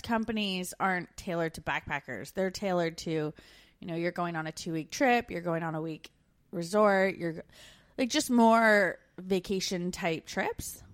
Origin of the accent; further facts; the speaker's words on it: Canada; moved away as an adult; We're two Canadian expats now living in Australia and the U K